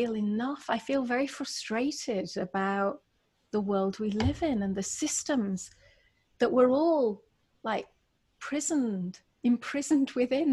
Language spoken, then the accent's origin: English; England, United Kingdom; now in United States; I'm from England